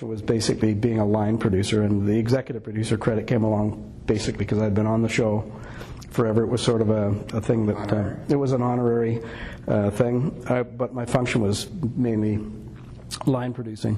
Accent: Gibsons, British Columbia, Canada; we own a building that's right in, like a waterfront building right in Lower Gibson's, where I grew up

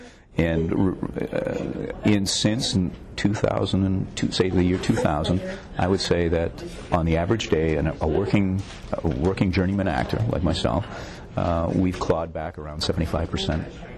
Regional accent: Toronto, Ontario, Canada; Toronto, and I trained in New York, Circle in the Square Theater School.

